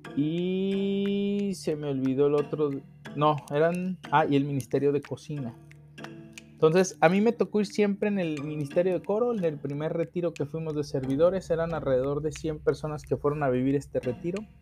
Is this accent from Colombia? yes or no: no; Mexico; como buen mexicano